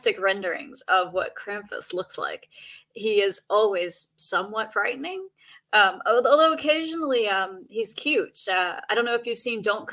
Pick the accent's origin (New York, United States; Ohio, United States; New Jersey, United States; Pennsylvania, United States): Pennsylvania, United States; Pennsylvania Dutch area, United States; I grew up in the Pennsylvania Dutch area, and we knew what Belsnickel was because that was part of our tradition in Pennsylvania